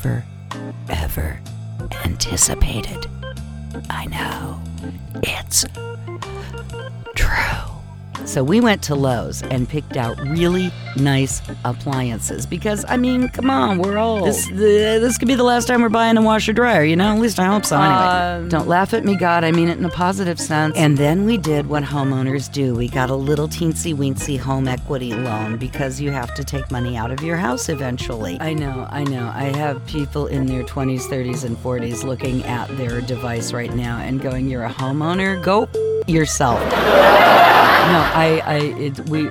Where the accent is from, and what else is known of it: United States